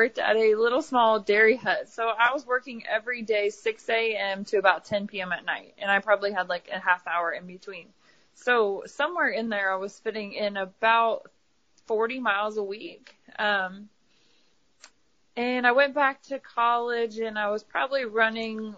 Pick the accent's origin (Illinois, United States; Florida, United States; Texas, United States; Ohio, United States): Ohio, United States; moved away as an adult; also born or lived in Kentucky; now in Knoxville, United States; I'm from Ohio, so I moved from, you know, Kentucky to Ohio